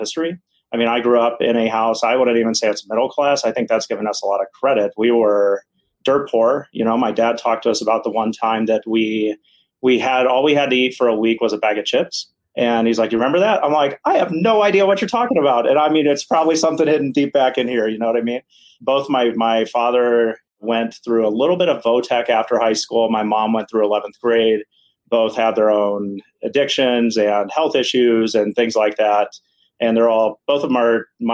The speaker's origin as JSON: {"language": "English", "region": "Ohio", "country": "United States", "tie": "born or raised there", "said": "I grew up in Ohio"}